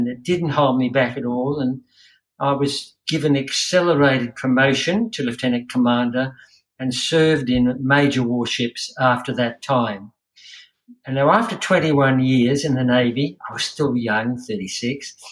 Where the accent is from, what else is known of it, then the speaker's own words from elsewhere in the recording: Queensland, Australia; I'm a Queenslander.